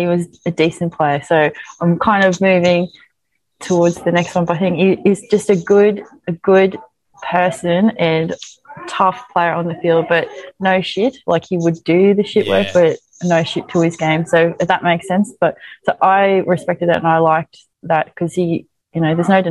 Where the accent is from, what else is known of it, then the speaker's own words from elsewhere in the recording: Queensland, Australia; as a Queenslander